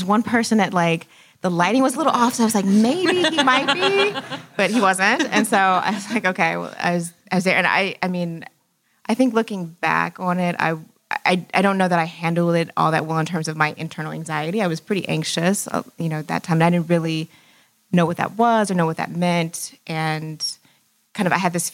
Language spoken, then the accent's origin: English; Houston, Texas, United States; growing up in Houston